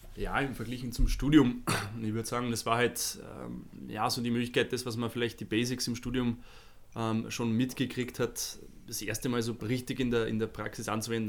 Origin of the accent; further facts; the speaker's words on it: Vienna, Austria; moved away as an adult; now in Munich, Germany; ich bin ja gebürtiger Wiener und bin in Wien studiert